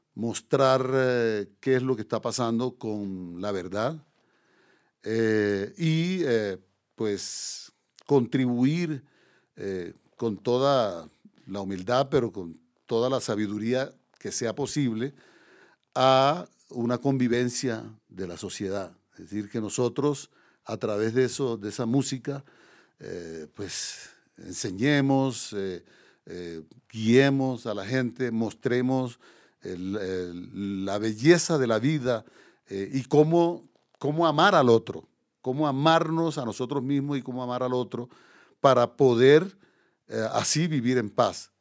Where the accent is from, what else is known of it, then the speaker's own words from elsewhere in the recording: Córdoba, Colombia; moved away as an adult; also born or lived in Paris, France; Córdoba, digamos la región donde yo nací